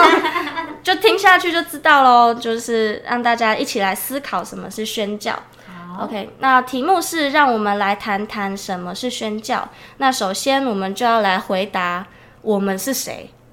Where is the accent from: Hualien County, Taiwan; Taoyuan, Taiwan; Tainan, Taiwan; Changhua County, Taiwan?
Changhua County, Taiwan; now in Kaohsiung, Taiwan; 我是彰化人，但自己住在高雄